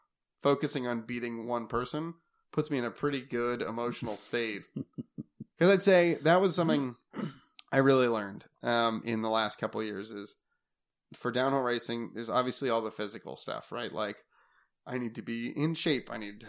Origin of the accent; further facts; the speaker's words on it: Oregon, United States; So like growing up in the Oregon races, Gabe Owens was one of the scariest people in the entire world.